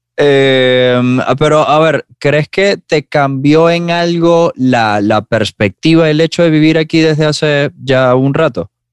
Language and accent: Spanish; Maracaibo, Zulia, Venezuela; moved away; yo soy de Maracaibo